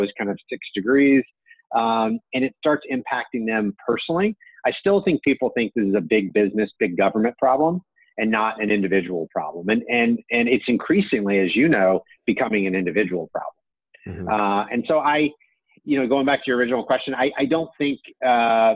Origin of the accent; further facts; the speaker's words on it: United States; as an American citizen